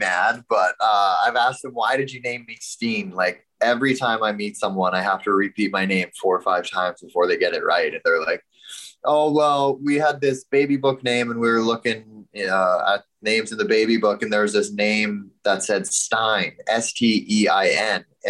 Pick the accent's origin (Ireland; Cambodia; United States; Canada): Canada; Bonnyville, Alberta; growing up in Bonnyville, Alberta